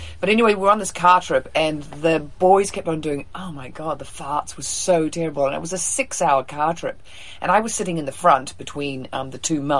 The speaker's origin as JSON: {"language": "English", "country": "New Zealand", "moved": "yes", "lives_now": "United States", "said": "I'm from New Zealand."}